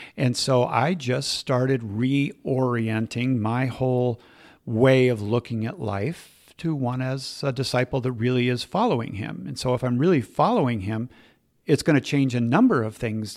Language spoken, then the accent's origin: English; Minneapolis, Minnesota, United States; I was raised in the Twin Cities, uh, Minneapolis, St. Paul